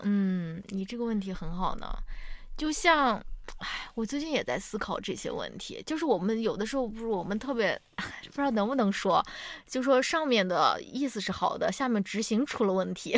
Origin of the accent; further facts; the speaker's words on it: China; 我们中国人从小没有这种质疑权力的这种教育了